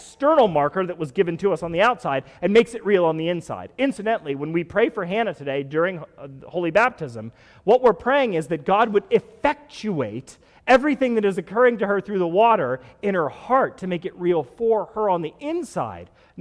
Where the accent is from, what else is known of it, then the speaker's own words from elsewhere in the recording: United States; I'm an American